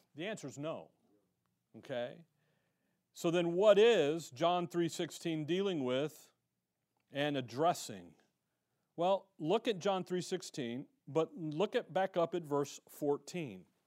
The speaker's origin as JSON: {"language": "English", "town": "Chicago", "region": "Illinois", "country": "United States", "tie": "born or raised there", "moved": "yes", "lives_now": "Tempe, United States", "said": "growing up in Chicago, I went to a private, uh, a, a private school"}